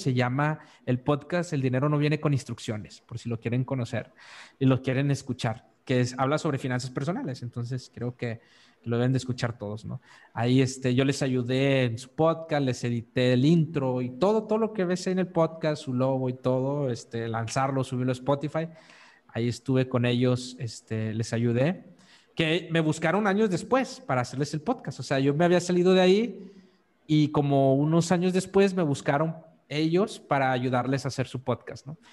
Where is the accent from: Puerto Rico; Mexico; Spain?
Mexico; northern Mexico; moved away as an adult; also born or lived in Monterrey, Mexico; yo soy del norte de México